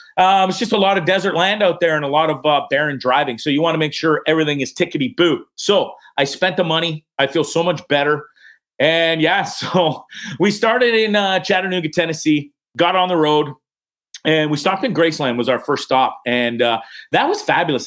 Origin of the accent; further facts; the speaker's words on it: Orillia, Ontario, Canada; moved away as an adult; I'm Canadian. Sold my house in Canada, in Aurelia, Ontario